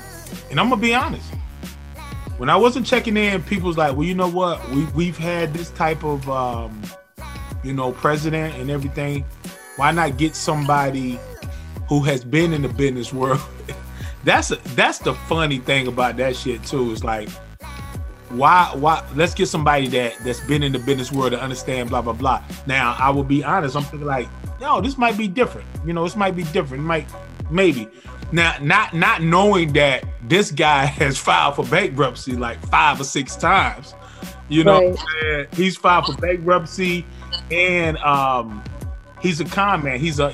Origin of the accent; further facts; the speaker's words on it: the South, United States; I'm from the South, so you know, we're from the country down here